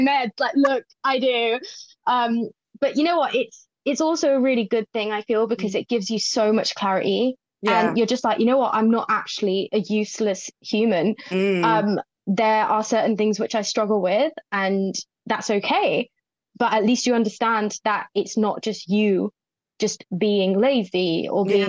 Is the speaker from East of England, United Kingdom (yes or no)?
yes; Watford, East of England, United Kingdom; moved away as an adult; now in Manchester, United Kingdom; I'm originally from Watford, so it's just outside London. And I moved up to the Grotty North in Manchester about 2.5 years ago.